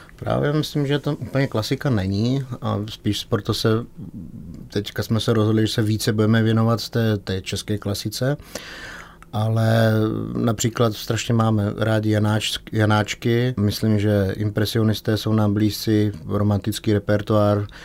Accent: Czechia; my jako Češi

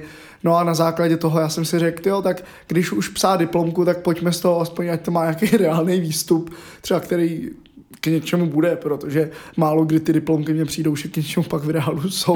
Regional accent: Hradec Králové, Hradec Králové Region, Czechia; od mého rodiště v Hradci Králové

